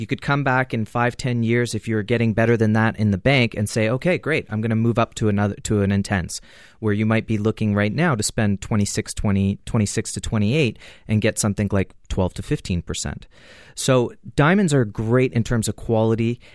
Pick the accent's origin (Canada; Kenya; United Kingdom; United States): Canada; as a Canadian